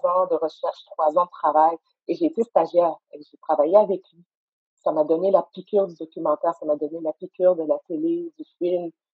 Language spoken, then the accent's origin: French; Montreal, Quebec, Canada; j'étais assise dans le sous-sol de mes parents à Saint-Michel, j'ai grandi à Saint-Michel